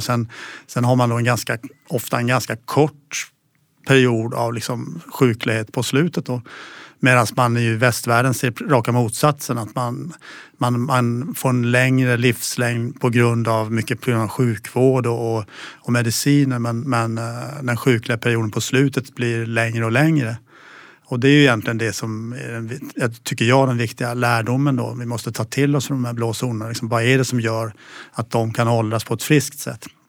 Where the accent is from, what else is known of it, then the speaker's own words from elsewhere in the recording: Kalmar, Kalmar County, Sweden; jag är uppväxt i Kalmar